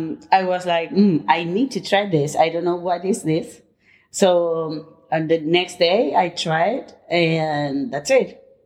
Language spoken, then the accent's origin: English; Madrid, Community of Madrid, Spain; English is a second language; also born or lived in Barcelona / United Kingdom; now in Palma, Spain; I'm originally from Madrid, but actually I'm living in Palma, Mallorca.